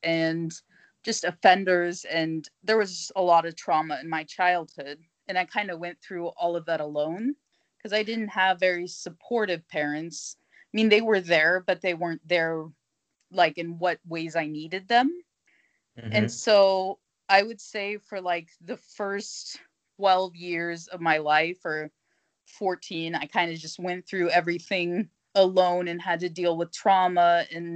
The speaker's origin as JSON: {"language": "English", "country": "United States", "moved": "yes", "lives_now": "Germany", "said": "I'm originally from America, but right now I live in Germany."}